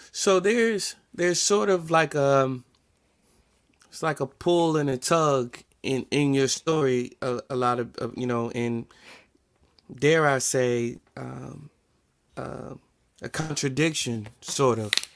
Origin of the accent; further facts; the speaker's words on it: New Jersey, United States; accent: New Jersey; my New Jersey accent